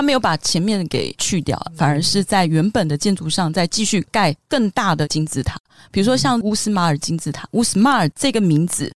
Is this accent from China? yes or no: no; Taiwan; 我们台湾人也很爱吃多地多子